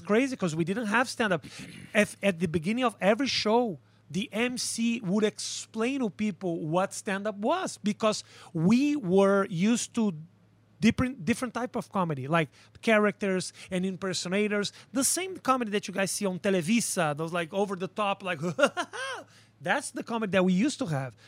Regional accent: Porto Alegre, Rio Grande do Sul, Brazil; accent: Brazilian; English is a second language; moved away as an adult; now in United States; I was born in Porto Alegre, a little city in the south of a country that is in the south of South America.

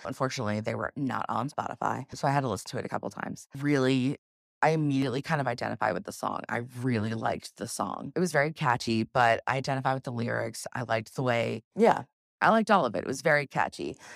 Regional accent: South Carolina, United States; I grew up here in, in South Carolina. I was raised in South Carolina

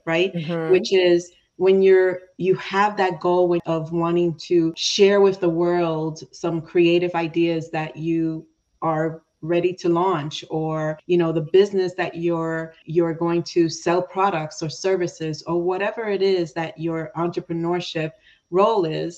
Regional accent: New York, United States; being from New York and I call myself New Yorican because my parents are from Puerto Rico. And even though I was born in New York

